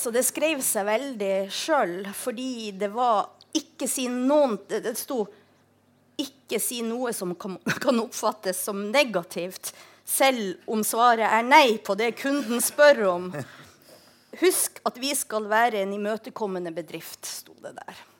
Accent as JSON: {"language": "Norwegian", "town": "Tromsø", "region": "Troms", "country": "Norway", "tie": "born or raised there", "moved": "yes", "said": "Jeg vokste opp i Tromsø."}